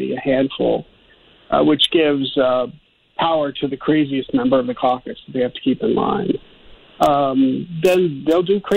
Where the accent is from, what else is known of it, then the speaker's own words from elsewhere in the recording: Ohio, United States; I'm from Ohio, and, you know, we were called the Rust Belt